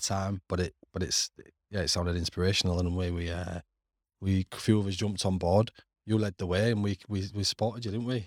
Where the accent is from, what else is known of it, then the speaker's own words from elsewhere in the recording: Hull, Yorkshire and the Humber, United Kingdom; moved away as an adult; also born or lived in Middle East; now in Canada; on Council Estate where I grew up on Cavill Place.